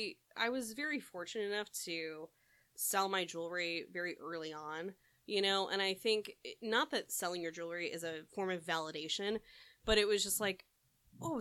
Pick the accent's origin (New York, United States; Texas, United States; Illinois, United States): Illinois, United States; a suburb just outside of Chicago; moved away as an adult; now in California, United States; Yeah, I grew up in a suburb just outside of Chicago.